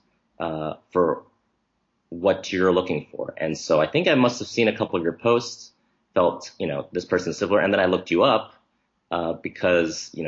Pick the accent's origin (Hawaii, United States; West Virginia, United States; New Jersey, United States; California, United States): New Jersey, United States; also born or lived in Nebraska; My parents are from Taiwan, but I was born in Nebraska and then raised in New Jersey